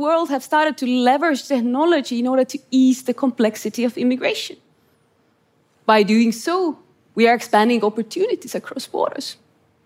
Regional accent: Estonia; grew up in Estonia under Soviet occupation

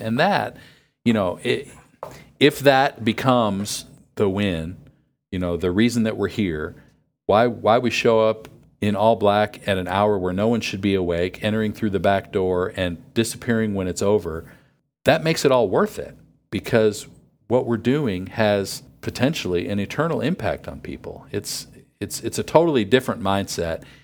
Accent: near Buffalo, New York, United States; I grew up near Buffalo

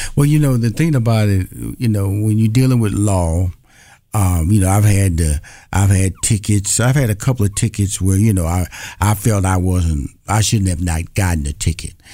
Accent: Houston, Texas, United States; I'm from Houston, Texas

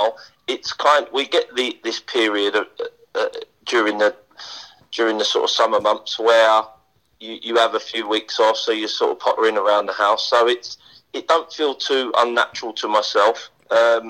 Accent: Wembley, London, United Kingdom; moved away; also born or lived in Shrewsbury; I went to school about 300 yards from Wembley Stadium, and I grew up in Wembley

